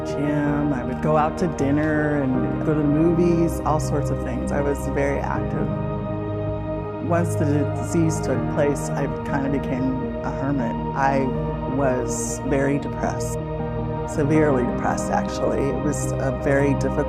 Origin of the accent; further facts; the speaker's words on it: Salem, Oregon, United States; now in Corvallis, United States; I was born in Salem, Oregon